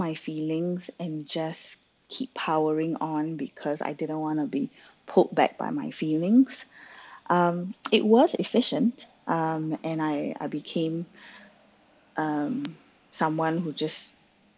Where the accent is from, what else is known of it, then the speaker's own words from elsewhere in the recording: Singapore; I grew up in Singapore